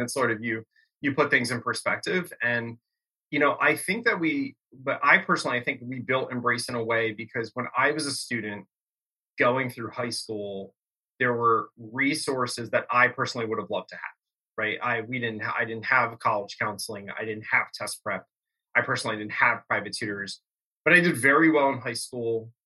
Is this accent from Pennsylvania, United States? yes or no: yes; Bucks County, Pennsylvania, United States; growing up in Bucks County, PA